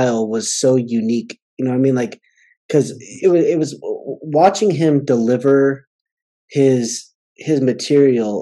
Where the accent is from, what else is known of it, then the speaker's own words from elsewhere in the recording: Southern California, United States; I grew up in Southern California